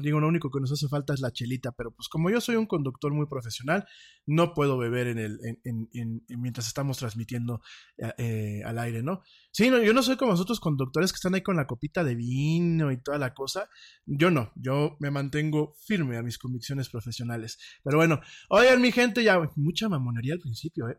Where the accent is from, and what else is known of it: Mexico